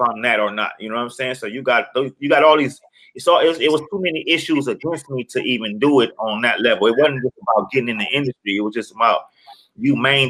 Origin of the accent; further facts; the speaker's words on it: Los Angeles, California, United States; I'm from South Central.